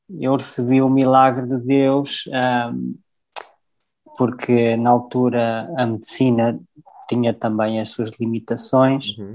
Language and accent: Portuguese; South Africa; born there; E eu, eu comecei a minha jornada na África do Sul, eu nasci na África do Sul, eu sou, sou filho de pais portugueses